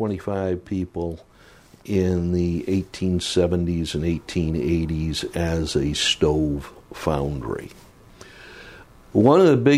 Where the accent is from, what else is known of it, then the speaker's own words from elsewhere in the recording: Western Michigan, United States; moved away; also born or lived in New York / Los Angeles; I grew up in Western Michigan.